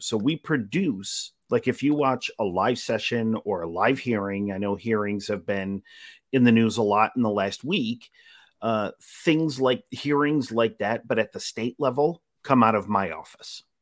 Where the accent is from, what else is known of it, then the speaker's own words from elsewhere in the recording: Utica, New York, United States; moved away; I'm originally from Utica